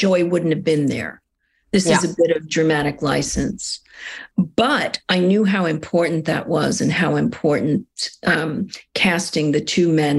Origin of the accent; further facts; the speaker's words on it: New York City, New York, United States; I grew up in St. Mark's Place in the East Village